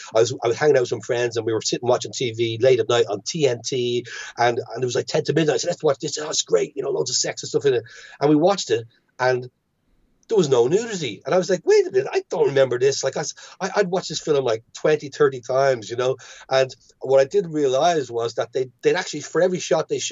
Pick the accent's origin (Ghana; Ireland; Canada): Ireland; growing up in Catholic Ireland